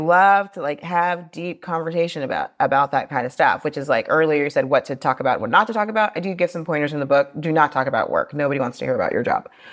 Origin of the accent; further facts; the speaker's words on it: Austin, Texas, United States; now in Paris, France; I grew up in Austin, Texas.